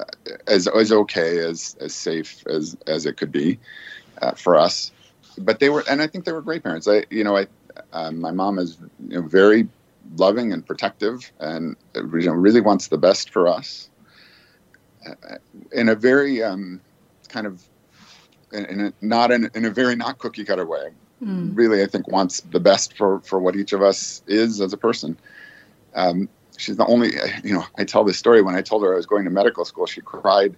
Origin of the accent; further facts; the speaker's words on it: Aurora, Illinois, United States; now in Boston, United States; growing up in Aurora, we actually lived outside of Aurora